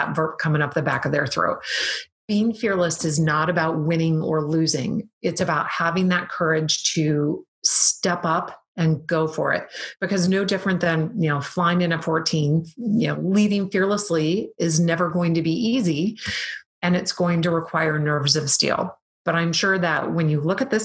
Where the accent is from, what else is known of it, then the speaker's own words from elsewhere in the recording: Wisconsin, United States; I'm from Wisconsin.